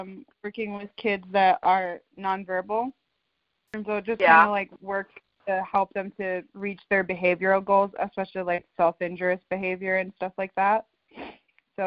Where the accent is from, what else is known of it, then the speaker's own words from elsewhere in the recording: Midwest, United States; moved away as an adult; now in Tucson, United States; I'm from the Midwest